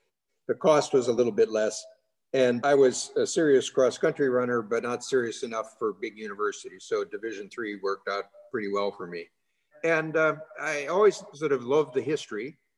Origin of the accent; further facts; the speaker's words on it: Illinois, United States; moved away as an adult; also born or lived in Washington area / Hong Kong; when I was growing up in Illinois, I hadn't even traveled on an airplane.